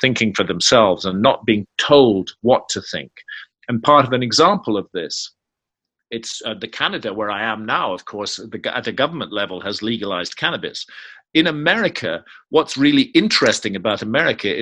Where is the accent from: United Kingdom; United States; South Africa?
United Kingdom; I was born in Britain.